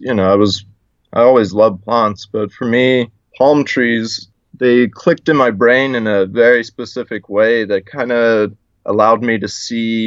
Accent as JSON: {"language": "English", "country": "South Africa", "also_born_or_lived": "South Carolina, United States", "moved": "yes", "lives_now": "Hawaii, United States", "said": "I'm originally from South Africa. My parents brought me to America for schooling"}